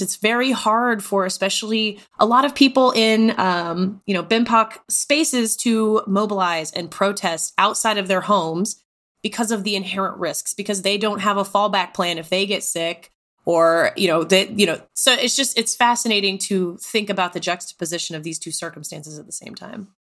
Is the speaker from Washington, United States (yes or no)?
no; Texas, United States; moved away as an adult; also born or lived in Tennessee; I grew up in Texas, lived in Tennessee